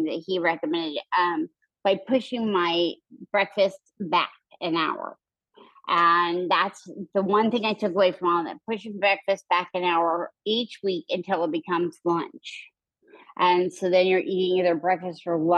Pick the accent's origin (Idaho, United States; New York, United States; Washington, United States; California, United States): Idaho, United States; now in Houston, United States; growing up in Idaho, I was always doing outside sports